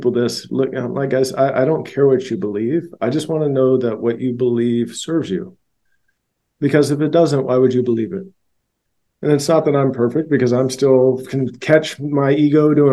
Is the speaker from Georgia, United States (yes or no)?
yes; Georgia, United States; also born or lived in Louisiana; I was raised in Georgia and I was born in Louisiana